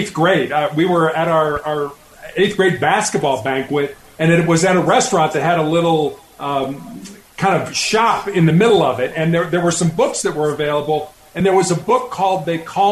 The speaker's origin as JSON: {"language": "English", "town": "Chicago", "region": "Illinois", "country": "United States", "tie": "born or raised there", "also_born_or_lived": "Charleston, South Carolina", "moved": "yes", "said": "I was born and raised in Chicago"}